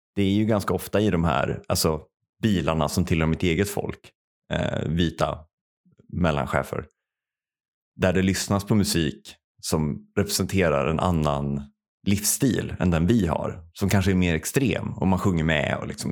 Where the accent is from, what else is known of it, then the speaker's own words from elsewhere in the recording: Värmland, Sweden; Jag växte upp i Värmland